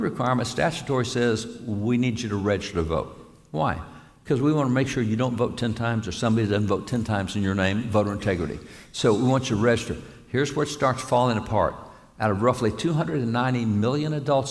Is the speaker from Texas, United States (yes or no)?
yes; Texas, United States; I'm a cowboy from Texas